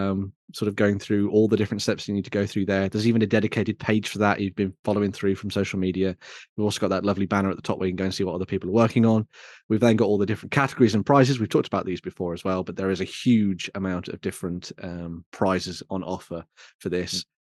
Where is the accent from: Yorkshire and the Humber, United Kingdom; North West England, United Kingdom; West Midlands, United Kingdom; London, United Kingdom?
West Midlands, United Kingdom; I'm from the West Midlands